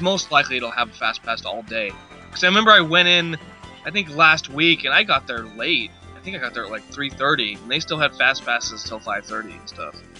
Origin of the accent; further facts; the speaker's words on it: California, United States; when you're a kid growing up in California